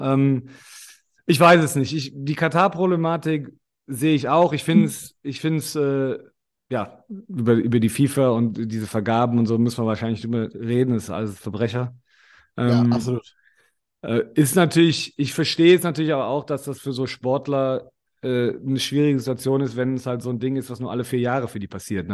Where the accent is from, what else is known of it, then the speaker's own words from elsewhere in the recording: Germany; moved away; also born or lived in Australia; als Deutsche